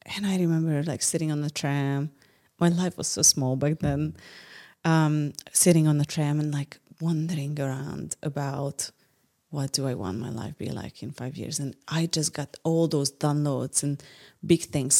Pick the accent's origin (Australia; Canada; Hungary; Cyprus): Hungary; English is a second language; also born or lived in San Francisco